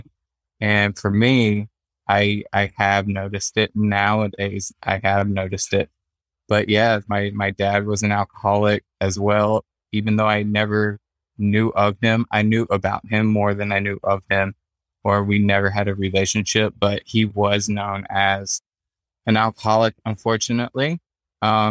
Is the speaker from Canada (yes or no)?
no; South Carolina, United States; moved away as an adult; now in Nebraska, United States; I was born and raised in South Carolina